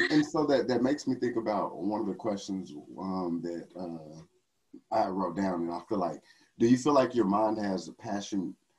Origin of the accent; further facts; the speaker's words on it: Texas, United States; I'm from Texas